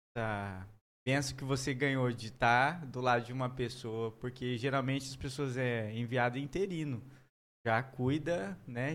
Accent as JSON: {"language": "Portuguese", "town": "Maringá", "region": "Paraná", "country": "Brazil", "also_born_or_lived": "Londrina / Três Lagoas", "moved": "yes", "said": "a gente foi para Londrina, eu sou de Maringá."}